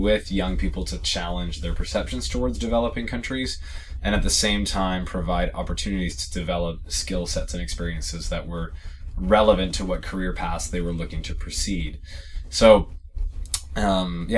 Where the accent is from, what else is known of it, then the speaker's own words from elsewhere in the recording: Canada; also born or lived in East Africa; I'm Canadian